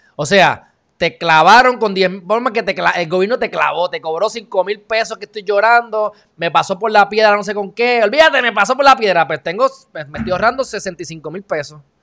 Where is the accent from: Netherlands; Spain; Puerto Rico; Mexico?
Puerto Rico; como puertorriqueño